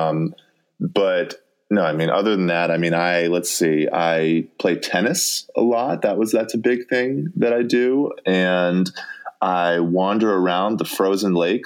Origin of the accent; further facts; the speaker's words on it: Colorado, United States; moved away as an adult; also born or lived in New York; now in Minnesota, United States; I'm from Colorado. Right. And so like, we know how to like downhill ski, like I've done that all my life